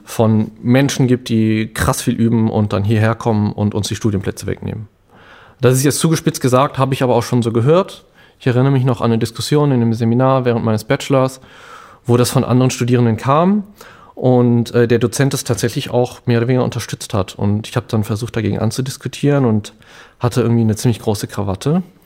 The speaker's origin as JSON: {"language": "German", "town": "Bonn", "region": "North Rhine-Westphalia", "country": "Germany", "tie": "born or raised there", "also_born_or_lived": "Cologne", "said": "ich bin aus dem Rheinland, in Bonn aufgewachsen, in Köln gelebt"}